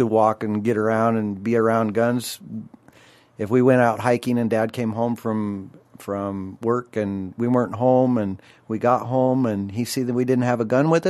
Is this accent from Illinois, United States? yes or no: no; Spokane, Washington, United States; I was born in Spokane, Washington, Deaconess Hospital.